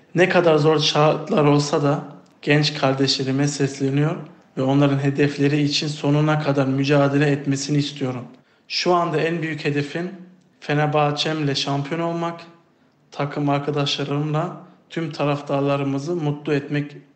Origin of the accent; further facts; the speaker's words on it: Germany; moved away as an adult; now in Turkey; Almanya'da doğdum ve büyüdüm